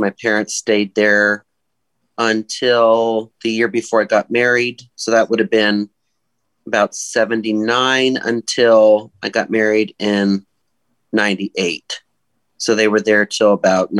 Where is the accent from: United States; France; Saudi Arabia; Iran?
United States; Silicon Valley, California; now in Western New York, United States; I grew up in the Silicon Valley in California, at North Valley Baptist Church